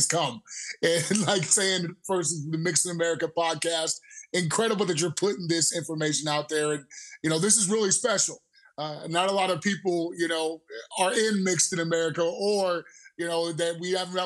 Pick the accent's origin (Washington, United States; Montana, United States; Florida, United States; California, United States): Washington, United States; Seattle; moved away as an adult; now in Denver, United States; from Seattle, Washington originally. And I actually moved to Denver, Colorado to play rugby